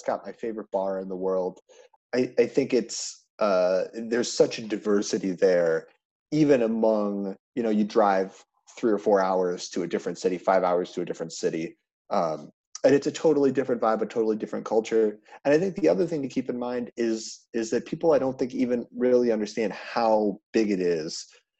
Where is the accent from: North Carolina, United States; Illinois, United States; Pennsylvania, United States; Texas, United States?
Illinois, United States; Chicago; moved away as an adult; also born or lived in Washington, D.C.; now in Arlington, Virginia, United States; I'm from Chicago.